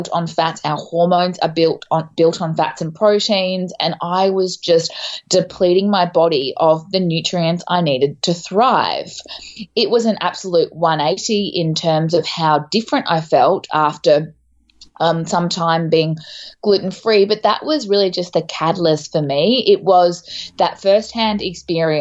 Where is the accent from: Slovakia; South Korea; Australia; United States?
Australia; Townsville, Queensland; moved away as an adult; also born or lived in Melbourne; I'm from Townsville in North Queensland. So I actually spent a lot of time up your way, but I moved to Melbourne when I was 21.